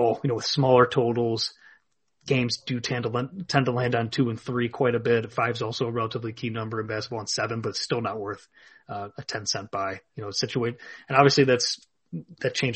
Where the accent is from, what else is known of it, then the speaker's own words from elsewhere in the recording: Illinois, United States; here in my home state of Illinois